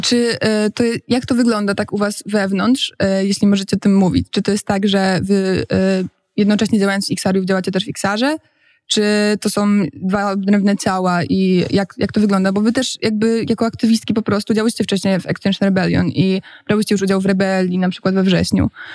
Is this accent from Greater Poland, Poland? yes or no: yes; Poznań, Greater Poland, Poland; now in Warsaw, Poland